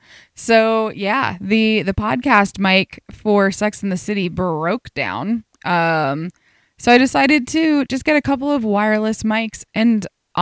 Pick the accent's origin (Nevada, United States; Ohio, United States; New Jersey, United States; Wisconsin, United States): Nevada, United States